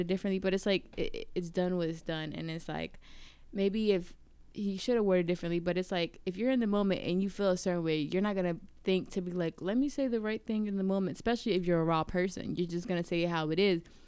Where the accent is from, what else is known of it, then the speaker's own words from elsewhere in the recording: Virginia, United States; moved away; also born or lived in New York; I grew up in Virginia